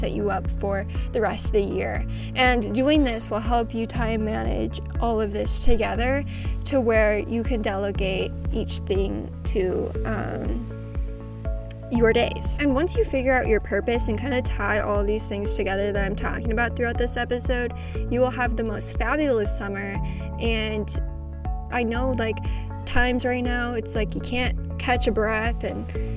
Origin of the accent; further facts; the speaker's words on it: Midwest, United States; I know I say pop. I'm from the Midwest